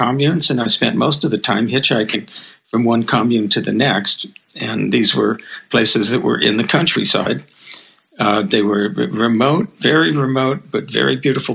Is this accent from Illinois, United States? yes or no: no; Los Angeles, California, United States; also born or lived in Berkeley / Japan; I grew up in Los Angeles, I'm a city boy